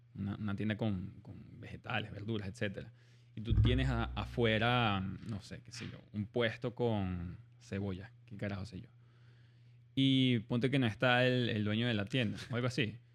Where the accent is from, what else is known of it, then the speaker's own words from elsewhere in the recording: Venezuela; moved away; also born or lived in Germany; yo en verdad nací en Alemania siendo venezolano